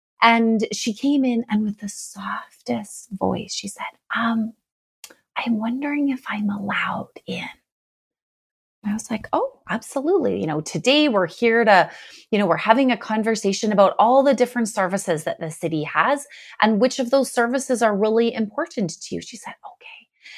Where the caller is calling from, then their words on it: Sherwood Park, Alberta, Canada; I am joining from my home in Sherwood Park, but lots of people don't know where that is. So Edmonton, Alberta is the closest major city.